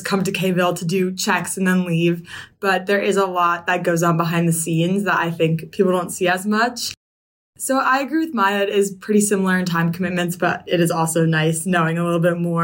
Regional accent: Potomac, Maryland, United States; I'm from Potomac, Maryland

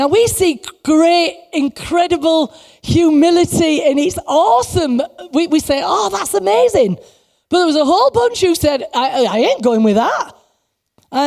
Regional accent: England, United Kingdom; we're English

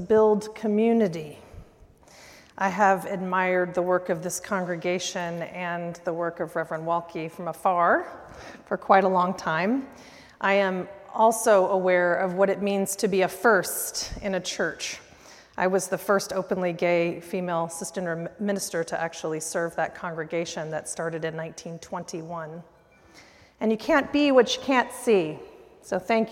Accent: Oklahoma City, Oklahoma, United States; now in Tulsa, United States; I grew up here in Oklahoma City

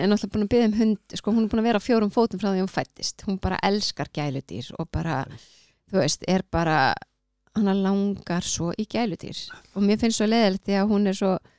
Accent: Keflavík, Southern Peninsula, Iceland; ég er bara úr Keflavík

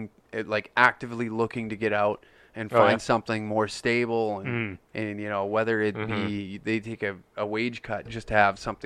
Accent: Taber, Alberta, Canada; moved away; my hometown like in Tabor

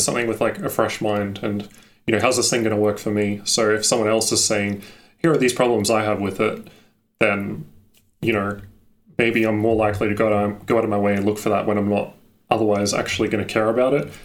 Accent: Australia; I'm from Australia

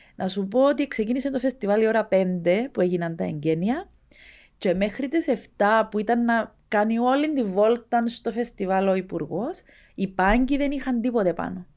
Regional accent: Skarinou, Larnaca District, Cyprus; εμένα το χωριό μου ένα, ήταν ένα πολύ μικρό χωριό

